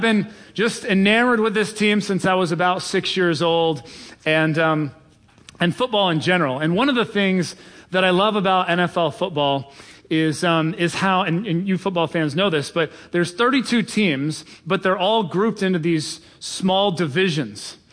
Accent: Cincinnati, Ohio, United States; I am from Cincinnati, Ohio

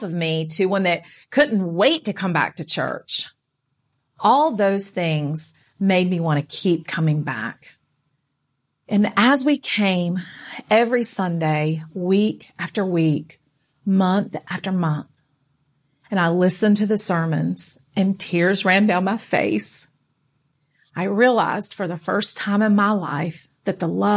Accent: North Carolina, United States; I grew up in North Carolina going to church with my Nana

